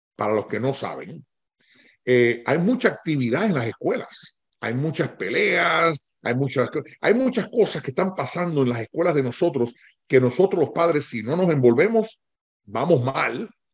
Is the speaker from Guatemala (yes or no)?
no; Puerto Rico; yo me crié con mis tías en Puerto Rico